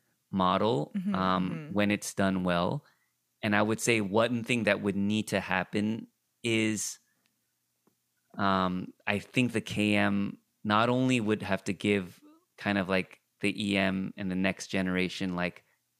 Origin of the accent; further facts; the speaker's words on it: California, United States; I grew up in the Korean immigrant church, but again, in Orange County.